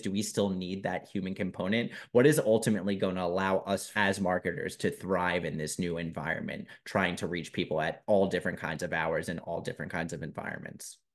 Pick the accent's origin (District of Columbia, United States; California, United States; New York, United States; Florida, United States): New York, United States; New York City; accent: Staten Island; my Staten Island accent